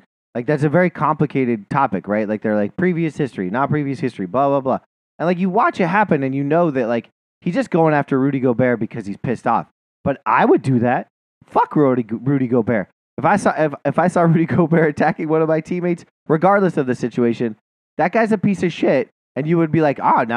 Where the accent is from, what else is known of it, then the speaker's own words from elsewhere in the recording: Montana, United States; I'm from Montana.